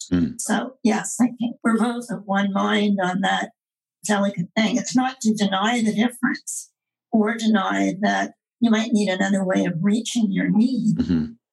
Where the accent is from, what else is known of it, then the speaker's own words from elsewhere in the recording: Quebec, Canada; I was brought up in Quebec in the era of Duplessis